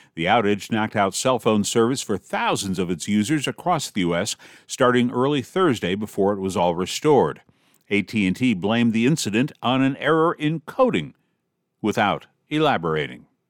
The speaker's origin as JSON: {"language": "English", "town": "Detroit", "region": "Michigan", "country": "United States", "tie": "born or raised there", "moved": "yes", "said": "I'm about six hundred and three miles away from my hometown of Detroit"}